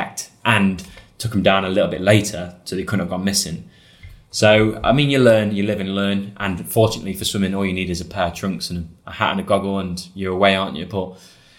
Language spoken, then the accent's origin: English; United Kingdom; I'm British.